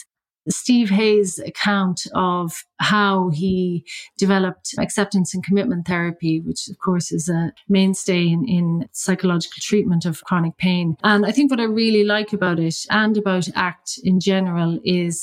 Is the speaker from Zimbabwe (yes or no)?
no; County Mayo, Connacht, Ireland; now in London, United Kingdom; I'm from County Mayo in Ireland